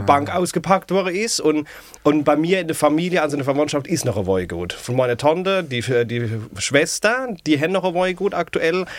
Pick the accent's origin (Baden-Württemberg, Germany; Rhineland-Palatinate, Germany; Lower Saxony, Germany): Rhineland-Palatinate, Germany; Ludwigshafen; accent: Palatine (Pfälzisch); also born or lived in Mannheim; aus der Pals